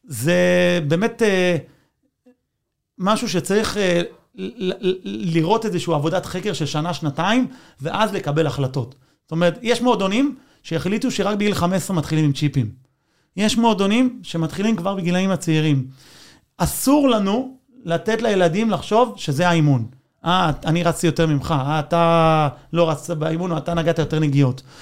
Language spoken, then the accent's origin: Hebrew; Israel; אני, אני ישראלי, אבל בלב אני ארגנטינאי